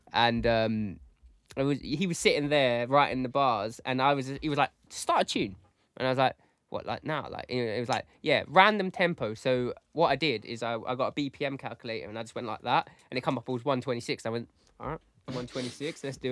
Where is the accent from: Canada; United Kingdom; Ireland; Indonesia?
United Kingdom; we're from Essex, East London